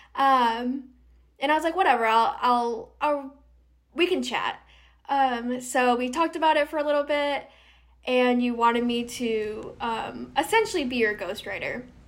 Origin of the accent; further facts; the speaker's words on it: Rhode Island, United States; also born or lived in North Carolina; I am from Rhode Island. I'm from the southern part